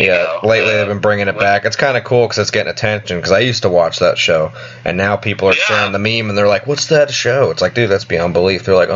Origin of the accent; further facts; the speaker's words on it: New York, United States; I'm from New York